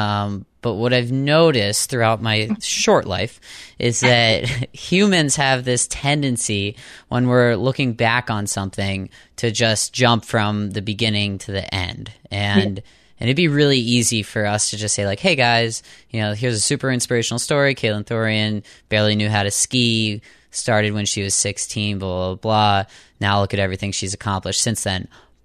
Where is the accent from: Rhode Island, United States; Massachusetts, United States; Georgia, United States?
Massachusetts, United States; Boston; I'm from Boston. That's where I record this out of.